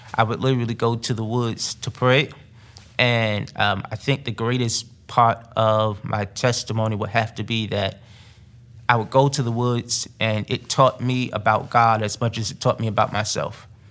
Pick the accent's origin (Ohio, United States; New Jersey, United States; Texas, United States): New Jersey, United States; Newark; moved away; growing up in Newark, New Jersey